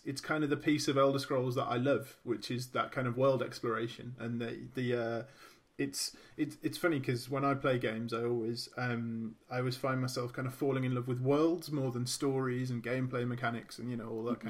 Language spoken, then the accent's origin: English; Birmingham, West Midlands, United Kingdom; I'm from Birmingham